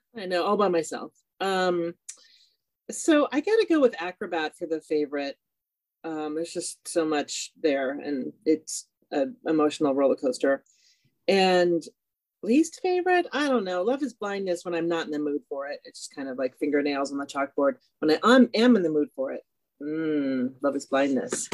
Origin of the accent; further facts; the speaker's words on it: California, United States; I'm also from California